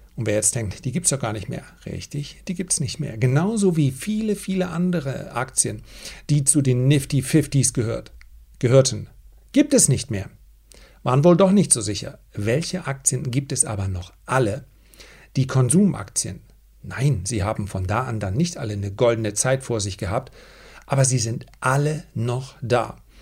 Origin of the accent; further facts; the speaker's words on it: Flensburg, Schleswig-Holstein, Germany; ich komme aus Flensburg und ich studiere Sport